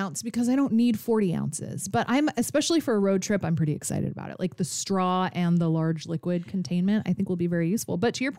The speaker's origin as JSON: {"language": "English", "region": "Alaska", "country": "United States", "tie": "born or raised there", "moved": "yes", "lives_now": "Chicago, United States", "said": "it takes place in my home state of Alaska"}